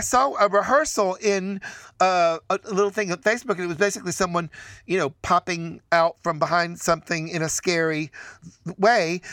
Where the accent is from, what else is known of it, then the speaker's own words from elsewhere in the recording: Chattanooga, Tennessee, United States; where I grew up in Chattanooga, Tennessee